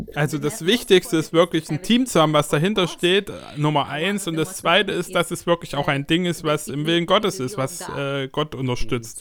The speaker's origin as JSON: {"language": "German", "country": "Ukraine", "said": "als Ukrainer"}